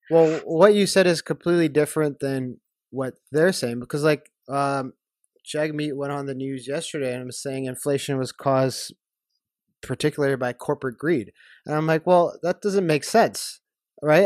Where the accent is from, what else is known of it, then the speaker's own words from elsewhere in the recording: Canada; as a Canadian